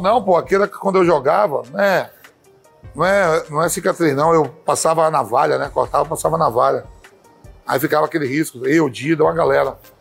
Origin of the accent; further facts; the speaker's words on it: Bahia, Brazil; eu sou baiano, tem as crenças lá, tudo.